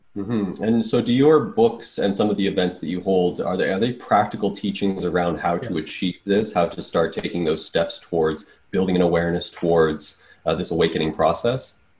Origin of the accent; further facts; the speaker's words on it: Canada; I'm the first one born in Canada